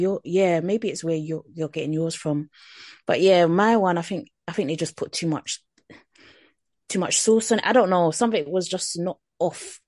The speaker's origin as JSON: {"language": "English", "country": "Jamaica", "said": "as a Jamaican"}